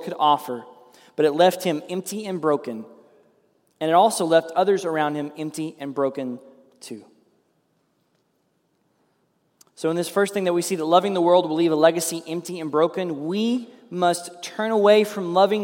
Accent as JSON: {"language": "English", "town": "Ada", "country": "United States", "tie": "born or raised there", "said": "when I was growing up in Ada"}